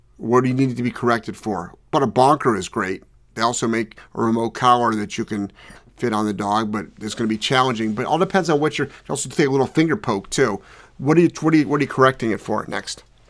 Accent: Cleveland, Ohio, United States; I'm from Cleveland

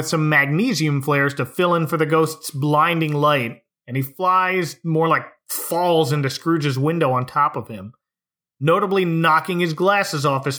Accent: Utica, New York, United States; I'm from Utica.

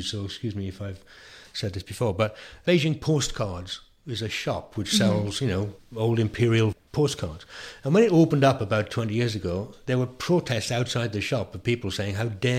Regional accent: South Wales, United Kingdom; I'm from South Wales

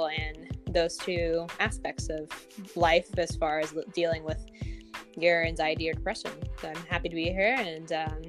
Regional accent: South Carolina, United States; now in Minnesota, United States; I'm currently living in Minnesota, and I'm originally from South Carolina, so if my voice and accent sound weird, that's why. I'm a little bit from everywhere.

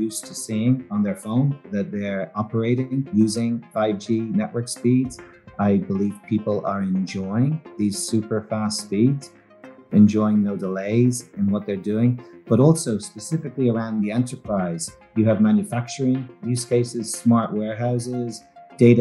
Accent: Dublin, Leinster, Ireland; moved away; I grew up in Dublin in Ireland

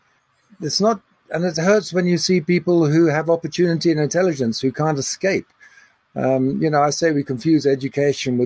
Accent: England, United Kingdom; now in South Africa; I was brought up in England

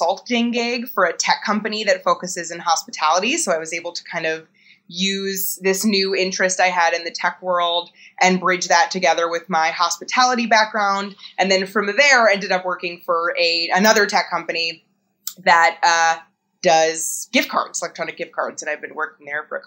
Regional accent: New York, United States; I grew up in New York. I went to college in New York

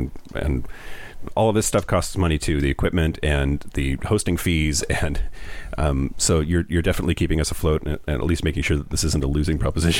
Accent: Yakima, Washington, United States; now in Seattle, United States; I grew up in Yakima, Washington, which is in eastern Washington.

